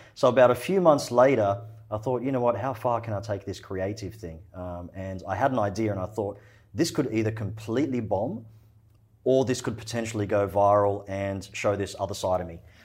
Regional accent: Australia; also born or lived in Egypt; I was born in Egypt. Uh, my family's from Egypt. We immigrated to Australia when I was four years old

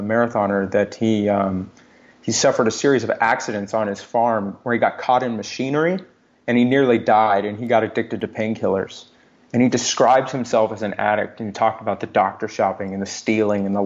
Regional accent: Texas, United States; I grew up in Texas.

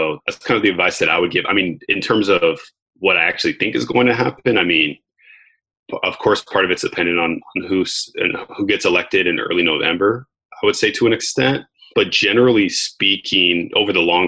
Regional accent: United States; I was born in America.

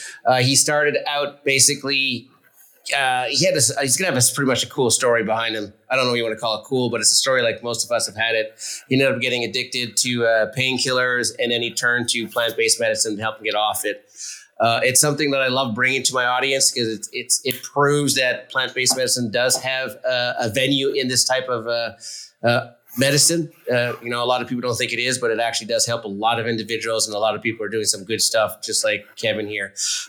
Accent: Montreal, Quebec, Canada; now in Florida, United States; I'm originally from Canada as well, so even though I live in Florida now, I'm originally from Montreal.

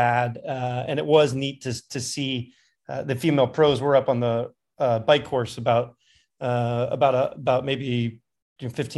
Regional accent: Richmond, Virginia, United States; I'm from Richmond, Virginia

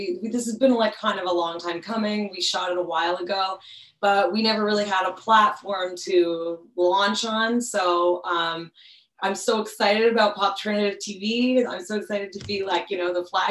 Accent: Montreal, Quebec, Canada; now in Toronto, Canada; I'm originally from Montreal

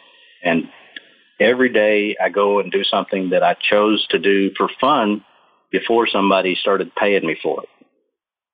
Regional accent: Oklahoma, United States; moved away; also born or lived in Boulder, Colorado; I grew up in Oklahoma and kind of a hick

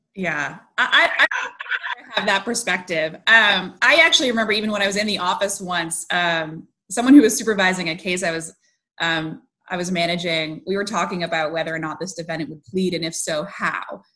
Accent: Western Massachusetts, United States; I grew up in Western Mass, and so I was somewhat sheltered

